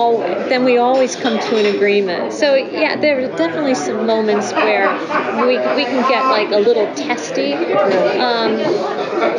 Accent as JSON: {"language": "English", "town": "Chicago", "region": "Illinois", "country": "United States", "tie": "born or raised there", "said": "growing up in Chicago"}